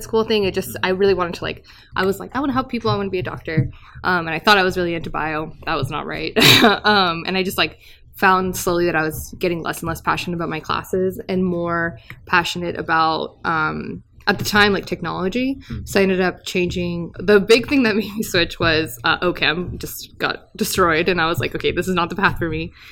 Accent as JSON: {"language": "English", "region": "California", "country": "United States", "tie": "born or raised there", "said": "I was born in California"}